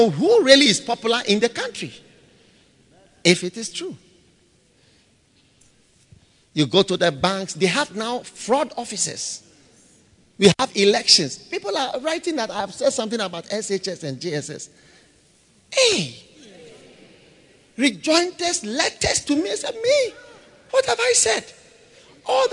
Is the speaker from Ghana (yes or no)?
yes; Ghana; I've never been to school outside Ghana even for 1 week. All my school, I went to Ghana. I've never been abroad